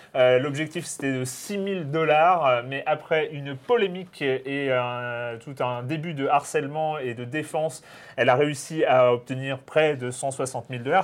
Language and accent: French; France; en tant que Français.